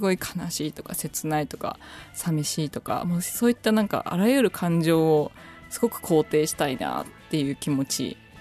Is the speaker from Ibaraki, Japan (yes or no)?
no; Tokyo, Japan; 私は東京出身のシンガーソングライター